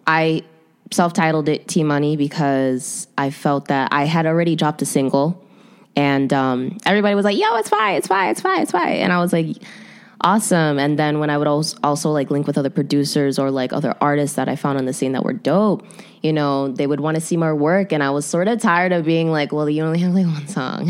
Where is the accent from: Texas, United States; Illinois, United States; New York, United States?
Illinois, United States; Chicago; I'm born and raised in Chicago